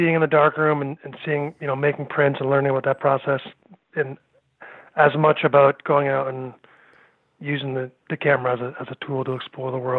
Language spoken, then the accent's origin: English; Lexington, Massachusetts, United States; now in Middlebury, United States; I grew up in Lexington, Mass